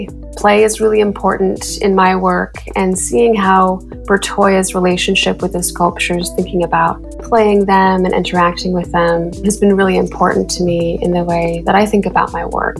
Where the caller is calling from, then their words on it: Madison, Wisconsin, United States; I'm calling from Madison, Wisconsin.